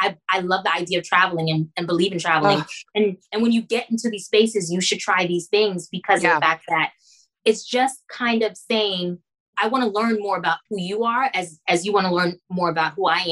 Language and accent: English; New York City, New York, United States; also born or lived in Orlando / Haiti (ancestry); now in Miami, United States; I'm initially from Jamaica, Queens